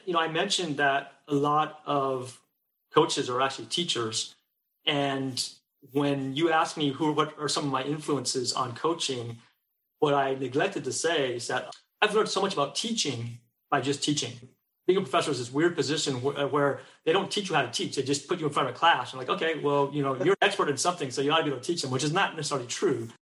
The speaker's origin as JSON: {"language": "English", "area": "Bay Area", "region": "California", "country": "United States", "tie": "born or raised there", "also_born_or_lived": "Seattle", "moved": "yes", "lives_now": "Texas, United States", "said": "I grew up in the Bay Area"}